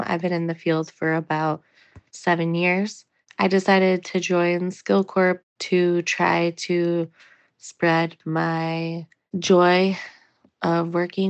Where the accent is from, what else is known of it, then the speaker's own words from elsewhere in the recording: Michigan, United States; I'm from Michigan.